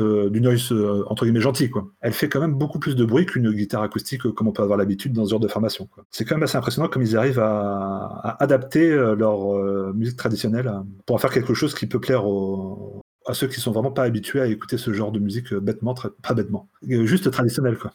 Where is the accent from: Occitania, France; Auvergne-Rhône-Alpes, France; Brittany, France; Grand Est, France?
Brittany, France; chez moi, en Bretagne profonde